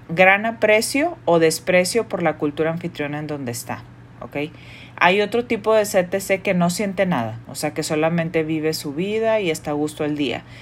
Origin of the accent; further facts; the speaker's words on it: Mexico; yo soy mexicana y mi esposo es un chino malasio.